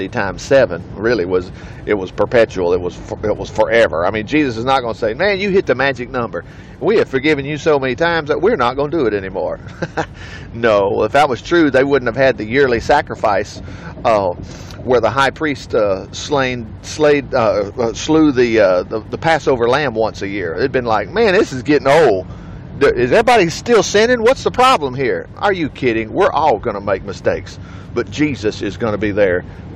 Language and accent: English; Alabama, United States; I'm from Alabama here